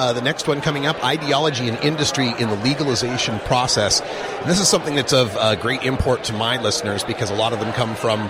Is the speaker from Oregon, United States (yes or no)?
yes; Oregon, United States; my home state of Oregon